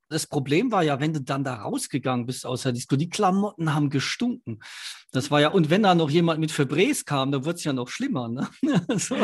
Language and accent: German; Ludwigshafen, Rhineland-Palatinate, Germany; Ich bin in Ludwigshafen groß geworden.